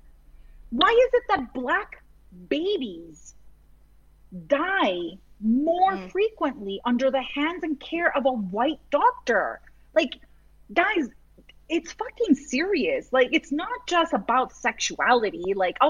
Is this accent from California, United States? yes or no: no; Massachusetts, United States; I grew up in Massachusetts and I went to school in Massachusetts